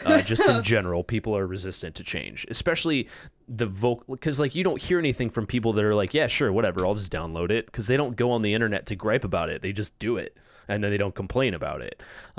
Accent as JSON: {"language": "English", "region": "California", "country": "United States", "tie": "born or raised there", "said": "Where I grew up in Orange County, it was like 7%."}